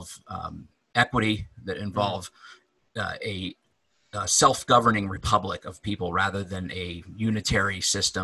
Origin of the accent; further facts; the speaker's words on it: Delaware, United States; I grew up in Delaware